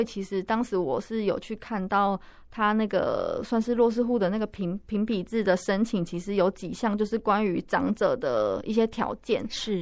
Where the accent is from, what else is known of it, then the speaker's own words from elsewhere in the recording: Pingtung County, Taiwan; now in Taipei, Taiwan; 我老家是在屏东